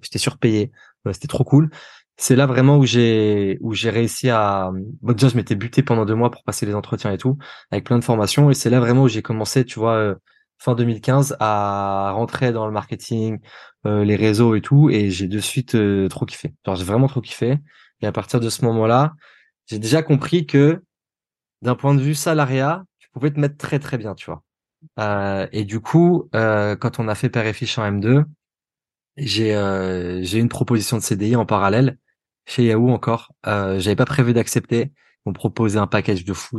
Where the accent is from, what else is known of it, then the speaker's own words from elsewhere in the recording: Nice, Provence-Alpes-Côte d'Azur, France; moved away; je viens de Nice